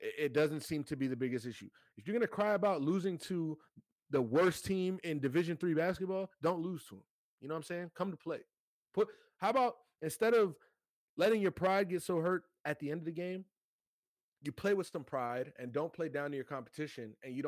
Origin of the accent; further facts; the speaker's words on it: South Florida, United States; I'm from South Florida